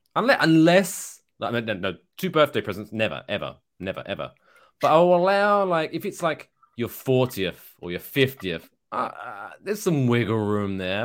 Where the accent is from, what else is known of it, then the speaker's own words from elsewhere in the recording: United Kingdom; now in United States; I am British